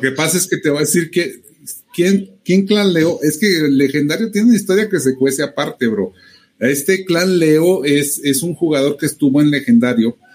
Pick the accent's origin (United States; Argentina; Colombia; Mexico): Mexico; somos exclusivos mexicanos